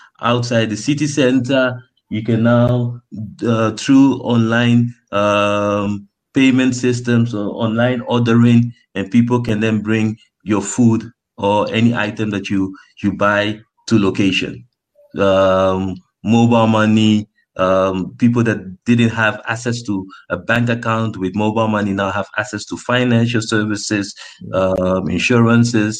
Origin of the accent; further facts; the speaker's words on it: Netherlands; now in Ghana; when I was growing up in the Netherlands